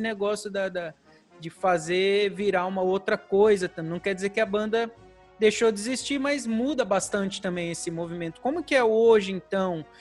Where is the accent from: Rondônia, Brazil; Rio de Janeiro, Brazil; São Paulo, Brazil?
São Paulo, Brazil; Presidente Prudente; now in Salto, Brazil; eu não sou daqui, né? Eu sou de Presidente Prudente, já um, bastante Sim. longe daqui, né? mais para o interior